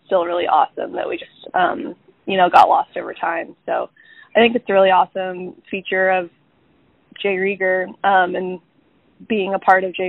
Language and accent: English; south of Emporia, a small town in Kansas, United States; moved away as an adult; now in Kansas City, United States; I'm from a small town in Kansas uh, just south of Emporia